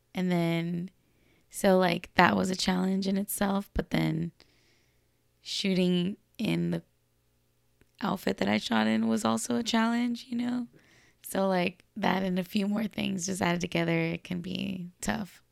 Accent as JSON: {"language": "English", "town": "Los Angeles", "region": "California", "country": "United States", "said": "I'm from Los Angeles, California"}